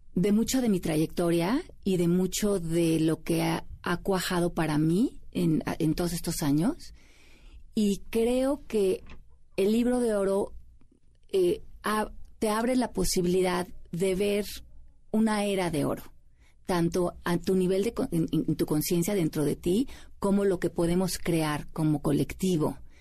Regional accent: Mexico City, Mexico; moved away as an adult; now in United States; yo nací aquí en la Ciudad de México. Eh, me fui a vivir a Estados Unidos hace 20 años

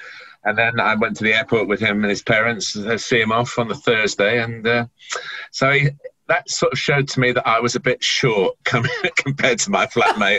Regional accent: Chester, North West England, United Kingdom; born there; which is just up in the northwest of England, where my mother came from. I was born in Chester, but my dad came from down south.

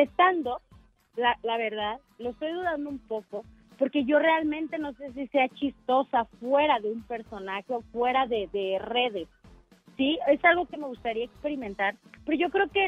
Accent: Mexico City, Mexico; soy de aquí de Ciudad de México.

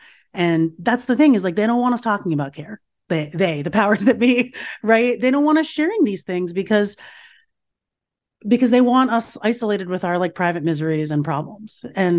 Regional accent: United States; I was raised here in America, and I was sort of free from some of those scripts that my parents had and that my mother had.

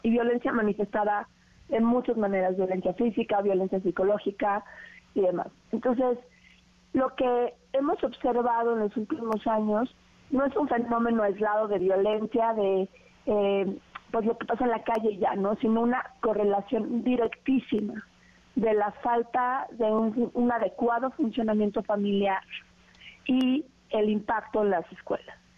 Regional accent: Mexico; como mexicanos

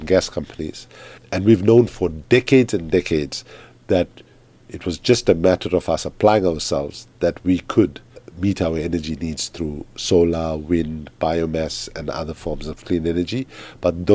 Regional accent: Durban, KwaZulu-Natal, South Africa; moved away as an adult; also born or lived in Oxford, United Kingdom; I left South Africa as a South African and I came back as an African

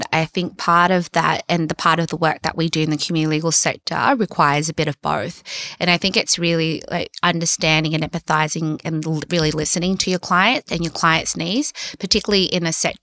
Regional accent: Sydney, New South Wales, Australia; I'm a lawyer from Western Sydney

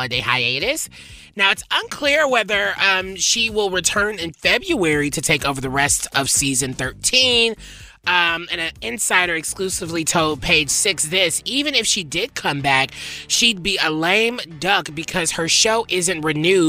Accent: the South, United States; I'm from the South. I grew up very religious

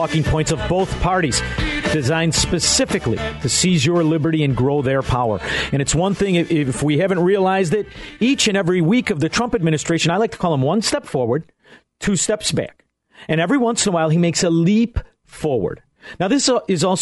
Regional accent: Elmwood Park, Illinois, United States; I am from Elmwood Park, Illinois.

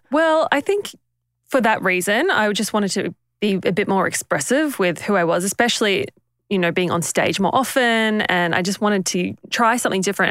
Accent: Papua New Guinea; moved away; we grew up in Papua New Guinea

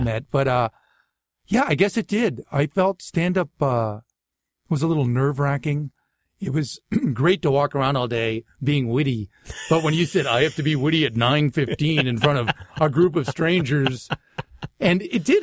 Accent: Natick, Massachusetts, United States; accent: Boston; moved away; also born or lived in Waltham, Massachusetts / Framingham, Massachusetts / Boston; I was born in, uh, Waltham, Massachusetts, but I really grew up in Natick, Massachusetts, in Framingham, Mass, which is like sixteen miles west of Boston

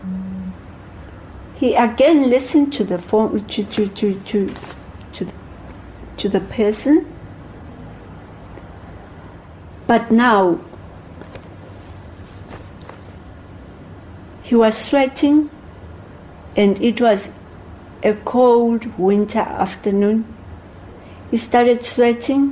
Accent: Soweto, Gauteng, South Africa; I grew up in Soweto, I know Soweto

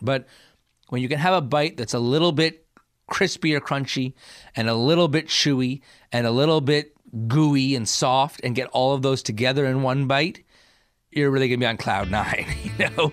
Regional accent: New Jersey, United States; I grew up in New Jersey

